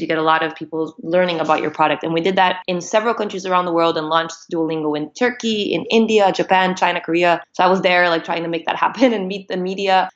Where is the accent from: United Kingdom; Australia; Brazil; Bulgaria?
Brazil; moved away as an adult; now in United States; I'm Brazilian. I've been living in the US for the past 10 years ish